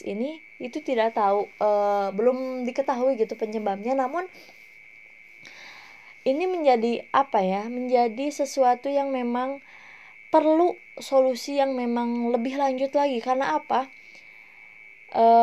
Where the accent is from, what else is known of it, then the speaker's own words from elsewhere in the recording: Cianjur, West Java, Indonesia; mayoritas orang-orang di daerah saya terutama di Cianjur itu adalah seorang karyawan pabrik